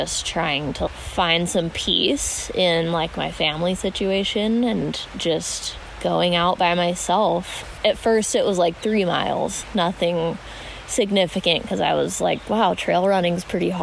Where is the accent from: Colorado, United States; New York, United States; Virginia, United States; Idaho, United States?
Idaho, United States; Pocatello; also born or lived in Portales, New Mexico / Pennsylvania / Salt Lake City, Utah; I mostly grew up in Eastern Idaho and Pocatello